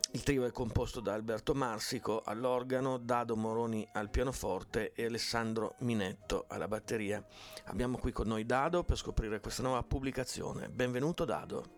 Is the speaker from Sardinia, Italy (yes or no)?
no; Piedmont, Italy; sono piemontesi come me